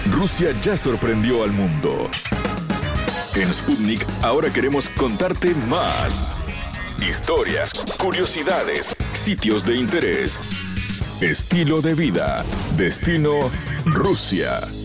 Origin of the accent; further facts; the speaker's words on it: Quito, Pichincha, Ecuador; moved away as an adult; also born or lived in Moscow, Russia; now in Mexico City, Mexico; Yo soy de Ecuador, de la capital, de Quito